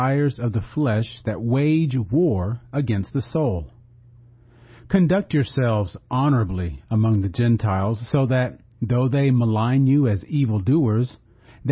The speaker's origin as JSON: {"language": "English", "country": "United States"}